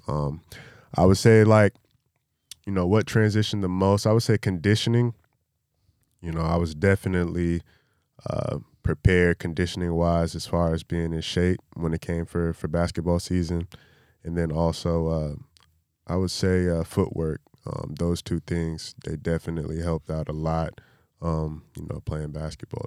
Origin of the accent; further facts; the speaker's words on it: North Carolina, United States; moved away; growing up in North Carolina